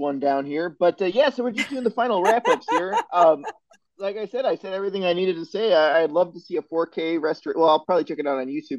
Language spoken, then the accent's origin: English; Ohio, United States; moved away; I came from Ohio.